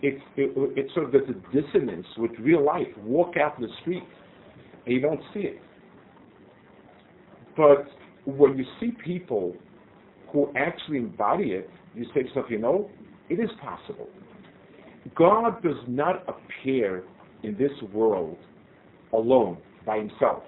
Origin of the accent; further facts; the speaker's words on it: United States; moved away as an adult; now in Israel; I grew up in the States